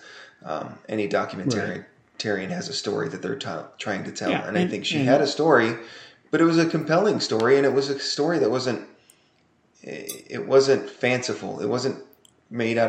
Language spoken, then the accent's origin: English; United States; as an American